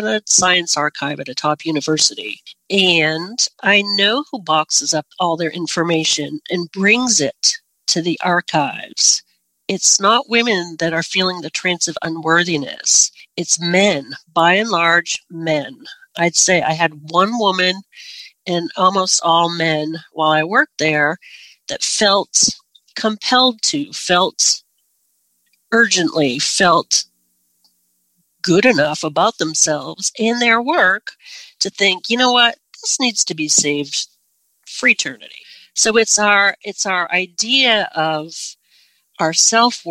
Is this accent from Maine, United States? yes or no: yes; Northern Maine, United States; I'm from Northern Maine